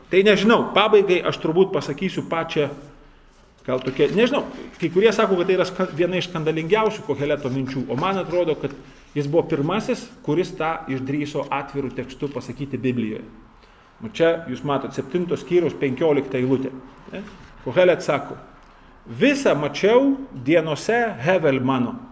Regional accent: Lithuania; mes lietuviai baisiai skurdus esam šitoj vietoj.

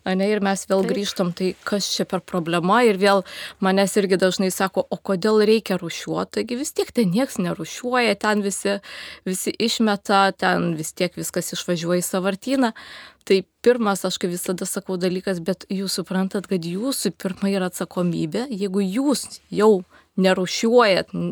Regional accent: Lithuania; mes, lietuviai

